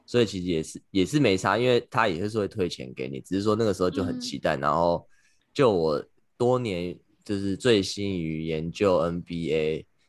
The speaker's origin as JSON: {"language": "Chinese", "country": "Taiwan", "moved": "yes", "lives_now": "New York, United States", "said": "可能因为我是台湾人吧"}